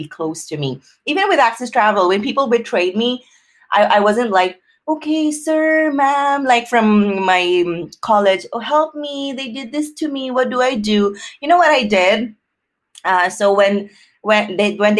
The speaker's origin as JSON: {"language": "English", "country": "Philippines", "tie": "born or raised there", "said": "growing up in the Philippines"}